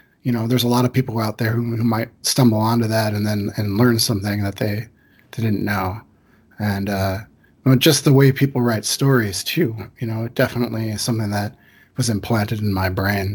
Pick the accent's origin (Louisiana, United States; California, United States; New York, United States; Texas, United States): New York, United States; Liverpool; moved away as an adult; also born or lived in Chicago, United States; now in Honolulu, United States; I grew up in Liverpool, New York, which is a suburb of Syracuse